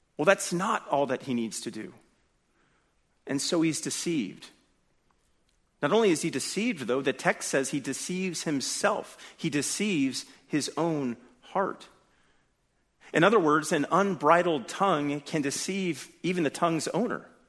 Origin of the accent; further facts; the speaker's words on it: California, United States; I'm from California